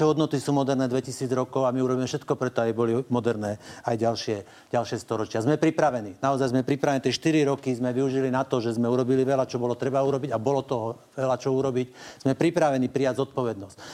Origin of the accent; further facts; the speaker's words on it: Žilina Region, Slovakia; Ja som z Hornej Oravy. My sme na Hornej Orave vyrastli na mlieku národňarov.